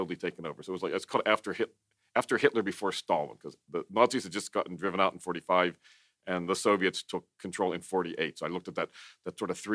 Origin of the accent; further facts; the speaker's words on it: Western Pennsylvania, United States; I'm from Western Pennsylvania, from a what's now a depressed steel town